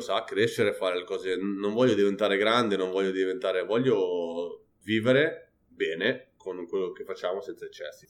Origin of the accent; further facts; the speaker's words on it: Pavia, Lombardy, Italy; now in Barcelona, Spain; sono del nord Italia e farei torto a me stesso a fare mozzarella quando sono di Pavia